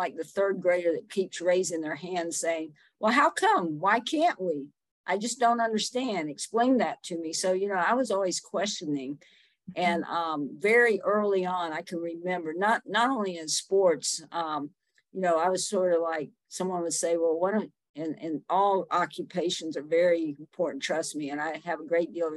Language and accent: English; Summerville, South Carolina, United States; moved away as an adult; now in Asheville, United States; I grew up in Somerville, South Carolina